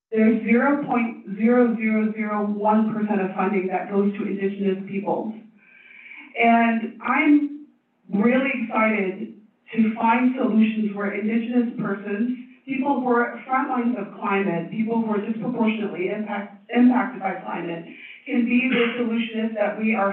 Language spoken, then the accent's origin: English; Tibet, China; also born or lived in Oakland / Stanford; now in United States; I'm from Tibet. Maybe the furthest of anyone here. Is anyone here further from Tibet? Um, so, uh, came here on a green card lottery and went to college, community college in Oakland, and then went to Stanford and became the first Tibetan